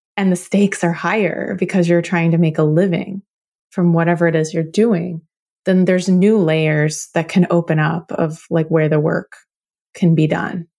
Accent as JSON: {"language": "English", "region": "Oklahoma", "country": "United States", "tie": "born or raised there", "said": "I was born in Oklahoma, and my family goes back on both sides at least four generations"}